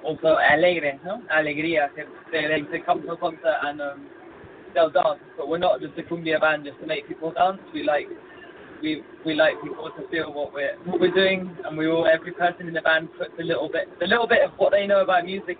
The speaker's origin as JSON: {"language": "English", "region": "England", "country": "United Kingdom", "moved": "yes", "lives_now": "Mexico", "said": "I'm English, but we're based in Mexico as a band"}